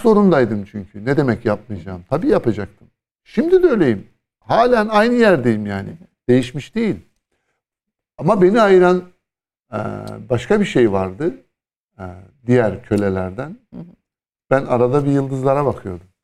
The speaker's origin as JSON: {"language": "Turkish", "region": "Istanbul", "country": "Turkey", "said": "bir İstanbullu olarak"}